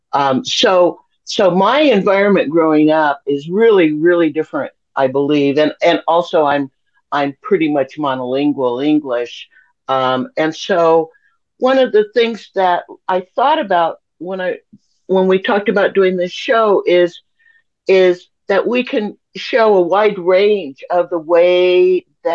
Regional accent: Los Angeles, California, United States; I grew up in West Los Angeles, very near to Santa Monica, in a pretty white neighborhood

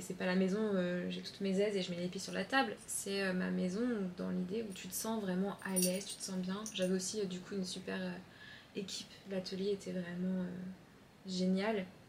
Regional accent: Chaponost, near Lyon, Auvergne-Rhône-Alpes, France; moved away; also born or lived in Paris; je viens de Chaponais, côté de Lyon, entre deux champs et trois vaches

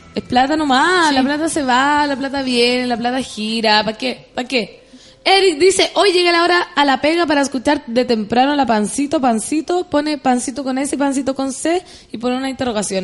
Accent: Chile; Yo soy chilena, chilena.

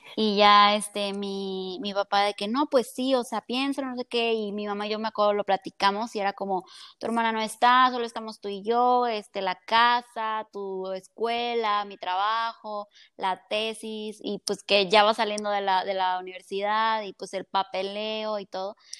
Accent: Colima, Mexico; soy de aquí de Colima

